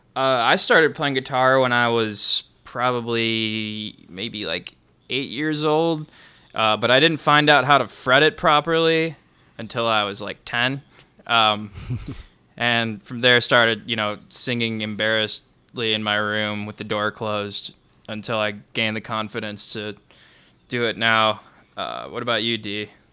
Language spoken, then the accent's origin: English; Grayslake, Illinois, United States; I grew up in Gray's Lake.